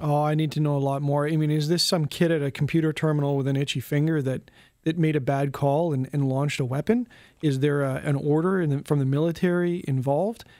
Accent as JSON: {"language": "English", "country": "Canada", "said": "as a Canadian"}